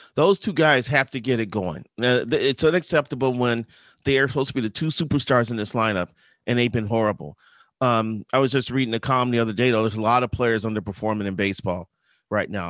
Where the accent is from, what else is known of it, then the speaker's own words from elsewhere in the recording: Chicago, Illinois, United States; now in Twin Cities, United States; I grew up in Chicago